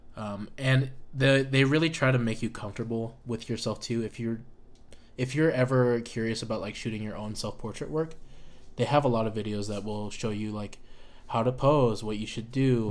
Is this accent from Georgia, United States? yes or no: no; Nevada, United States; we're from Nevada